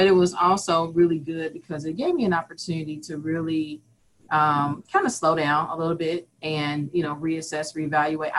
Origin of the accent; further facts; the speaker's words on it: Kansas City, Missouri, United States; also born or lived in Vermillion, South Dakota; I am born and raised in Kansas City, Missouri